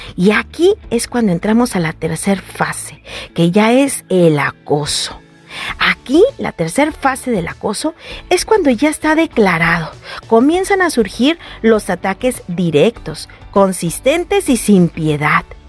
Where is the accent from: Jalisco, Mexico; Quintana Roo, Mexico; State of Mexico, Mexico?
Jalisco, Mexico; Guadalajara; como decimos en mi tierra tapatía